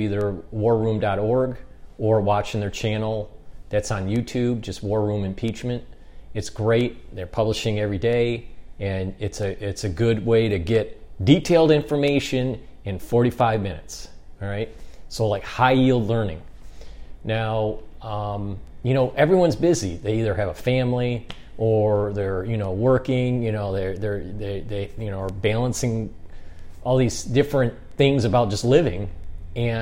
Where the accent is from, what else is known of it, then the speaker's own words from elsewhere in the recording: United States; being an American